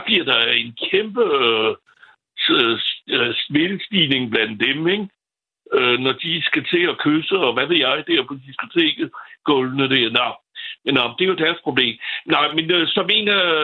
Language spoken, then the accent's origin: Danish; France; Danish is a second language; now in Copenhagen, Denmark; Nu er jeg franskmand